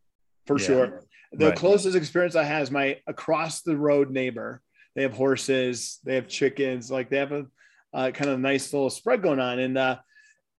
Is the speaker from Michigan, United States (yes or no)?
yes; Michigan, United States; moved away as an adult; now in Colorado, United States; I'm actually from Michigan, but I've been here for like 27 years. So I moved out here when I was 21.